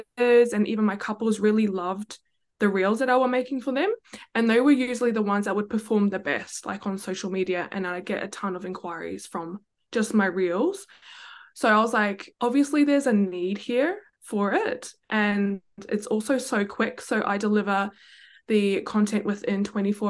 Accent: New Zealand; now in Gold Coast, Australia; I'm based on the Gold Coast, but born and raised in New Zealand

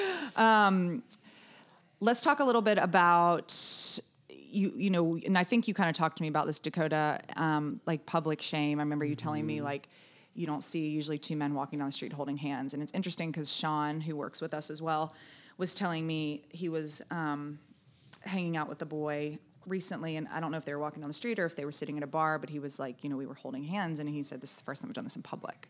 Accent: the South, United States; I grew up in the South

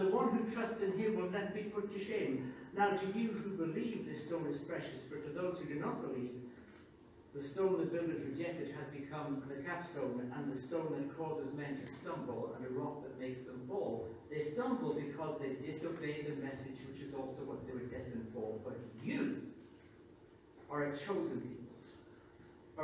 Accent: Newcastle upon Tyne, North East England, United Kingdom; moved away; I'm British. I'm English. I'm a Geordie. The fact that I spent a long time in exile is beside the point. I'm a Geordie.

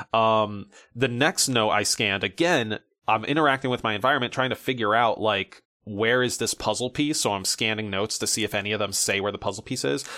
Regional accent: United States; as a American man

